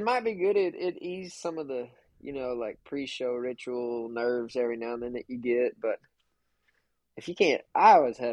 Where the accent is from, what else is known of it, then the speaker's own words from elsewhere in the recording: South Texas, United States; Being from South Texas